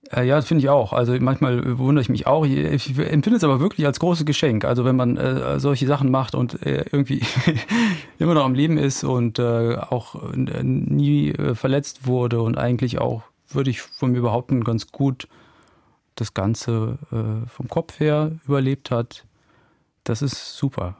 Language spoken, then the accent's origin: German; Germany; in der Eifel, wo ich herkomme